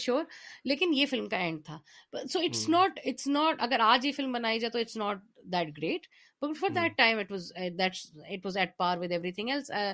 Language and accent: Urdu; Pakistan; ہمارا بچپن ہے ہمارا ہمارے روٹس ہیں